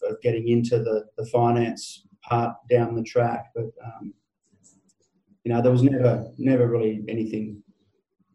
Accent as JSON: {"language": "English", "town": "Cowra", "region": "New South Wales", "country": "Australia", "tie": "born or raised there", "said": "I grew up in Cowra, which is in the central west New South Wales, on a cattle property"}